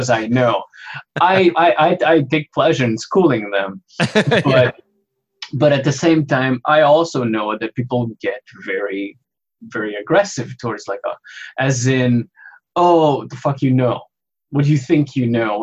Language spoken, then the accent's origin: English; Mozambique; now in Canada; I am originally from Mozambique, but I'm Canadian now.